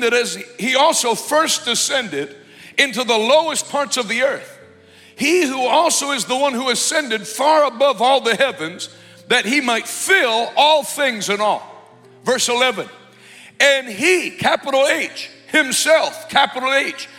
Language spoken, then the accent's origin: English; United States; I'm an American.